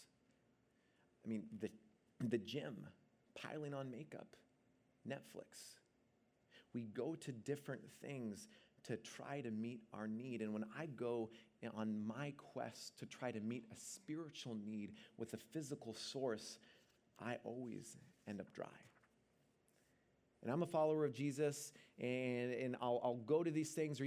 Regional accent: Seattle, Washington, United States; now in Bay Area, United States; I'm originally from Seattle

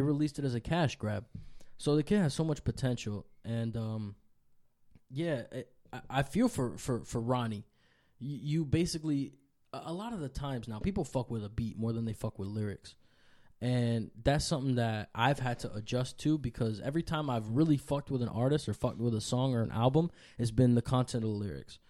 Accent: New York City, New York, United States; also born or lived in Dominican Republic; I was born in New York City, but it just so happened that my mom was here.

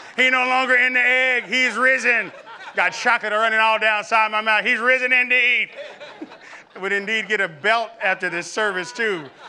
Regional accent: Camden, Arkansas, United States; I remember growing up in the Damascus Road Baptist Church in Camden, Arkansas

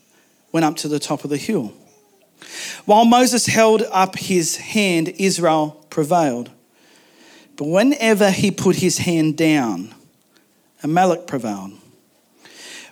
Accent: Macleay Valley, mid-north coast of New South Wales, Australia; I grew up in a valley. I grew up in the Maclay Valley in the mid-north coast of New South Wales.

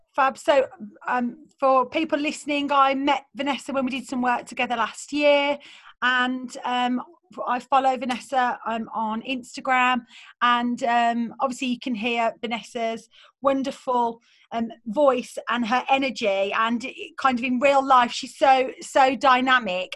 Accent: Birmingham, West Midlands, United Kingdom; accent: Birmingham; in my Birmingham accent, I was like, I don't know, I'm just I'm from Birmingham

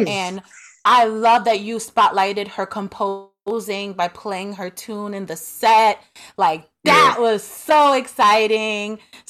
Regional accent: New York City, New York, United States; Born and raised in Brooklyn, New York.

